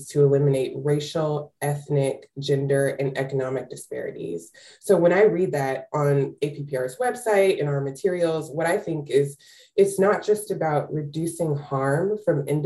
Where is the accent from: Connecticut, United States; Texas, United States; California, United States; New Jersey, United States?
Texas, United States; I started doing this work as an advocate in my home state of Texas